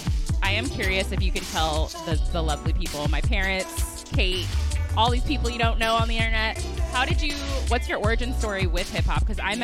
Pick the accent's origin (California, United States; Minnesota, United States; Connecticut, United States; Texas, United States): California, United States; San Francisco; Born and raised in San Francisco, which I feel like is pretty... pretty rare these days.